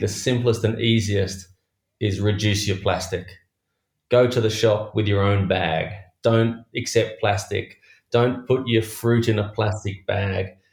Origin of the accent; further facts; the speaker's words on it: Australia; Being an Australian